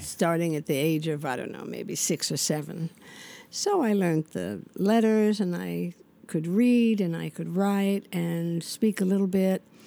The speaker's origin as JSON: {"language": "English", "town": "New York City", "region": "New York", "country": "United States", "tie": "born or raised there", "also_born_or_lived": "Manhattan", "said": "I grew up in the Bronx. I was in the Bronx till I was about"}